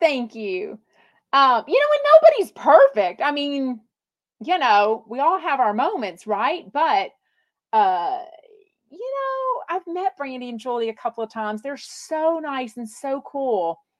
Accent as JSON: {"language": "English", "country": "United States", "accent": "country"}